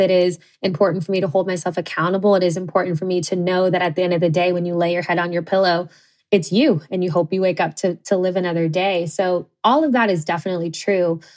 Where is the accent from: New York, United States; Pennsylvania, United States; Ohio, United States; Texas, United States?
Ohio, United States; Cincinnati; I grew up in the Midwest in Cincinnati, Ohio.